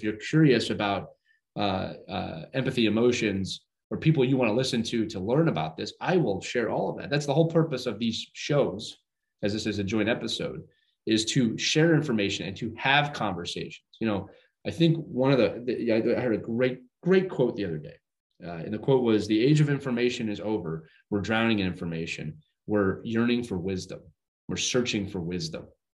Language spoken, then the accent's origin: English; Northeast, United States; I'm from the Northeast